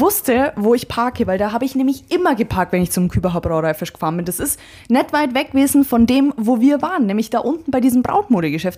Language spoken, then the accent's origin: German; Friedberg, Bavaria, Germany; wir kommen hier aus Friedberg